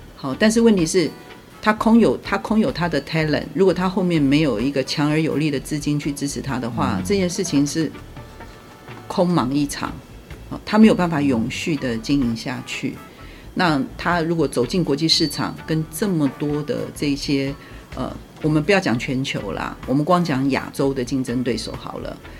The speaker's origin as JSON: {"language": "Chinese", "country": "Taiwan", "said": "我们作为台湾人，我们虽然是 workaholic"}